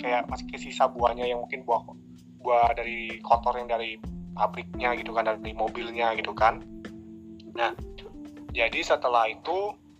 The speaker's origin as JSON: {"language": "Indonesian", "town": "Air Molek", "region": "Riau", "country": "Indonesia", "said": "di sini kan di daerah aku nih, eh, terutama air molek"}